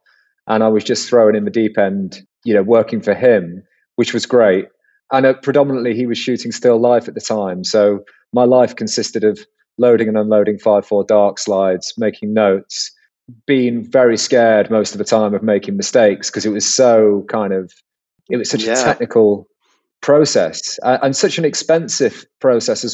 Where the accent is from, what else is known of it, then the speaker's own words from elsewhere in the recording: Cheshire, North West England, United Kingdom; moved away as an adult; now in London, United Kingdom; I grew up in Cheshire in the northwest of England